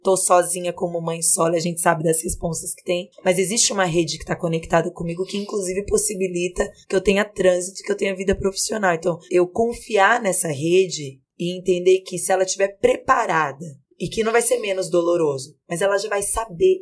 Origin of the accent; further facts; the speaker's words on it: Vale do Paraíba, São Paulo, Brazil; eu sou do interior, eu sou do Vale do Paraíba. E eu tava, a minha família é de São José dos Campos.